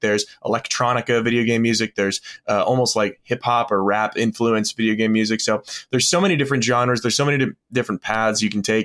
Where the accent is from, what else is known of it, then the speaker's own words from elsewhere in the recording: Florida Panhandle, United States; I was born in the Panhandle of Florida, and a lot of my family lived there